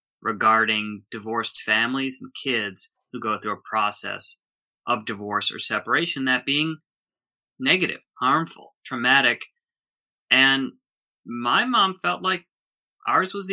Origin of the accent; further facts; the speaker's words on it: Minneapolis suburb, Minnesota, United States; moved away as an adult; now in Los Angeles, United States; I grew up in Minnesota